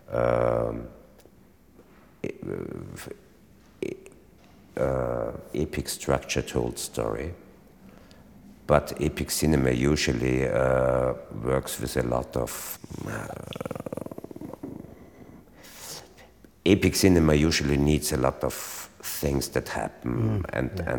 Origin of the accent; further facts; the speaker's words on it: Austria; first language German; English is a second language